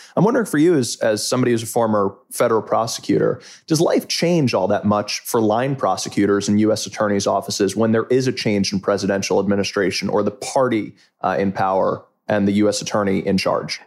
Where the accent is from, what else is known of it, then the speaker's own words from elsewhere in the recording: Closter, New Jersey, United States; I hail originally from Closter, New Jersey, from Bergen County